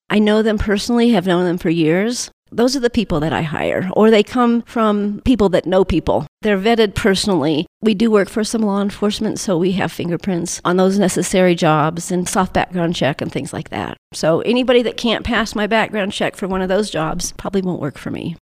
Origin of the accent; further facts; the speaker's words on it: Colorado, United States; moved away; also born or lived in North Carolina; Colorado, born and raised until my parents moved to North Carolina, and they moved back.